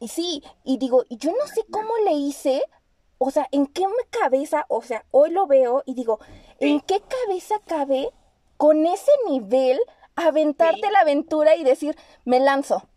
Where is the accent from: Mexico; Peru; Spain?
Mexico; siendo mexicana, teniendo un país tan bello